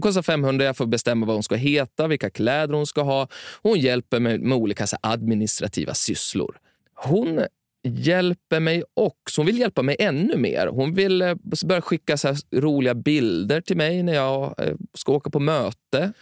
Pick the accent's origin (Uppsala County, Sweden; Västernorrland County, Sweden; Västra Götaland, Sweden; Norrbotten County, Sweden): Västernorrland County, Sweden; Timrå; Jag växte upp i Timrå